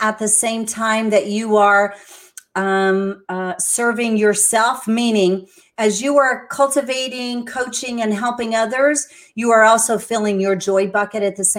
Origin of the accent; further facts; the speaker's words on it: San Antonio, Texas, United States; moved away as an adult; now in Central Florida, United States; I'm originally from San Antonio, Texas. I moved here to Florida because there was a beautiful surfer boy that invited me.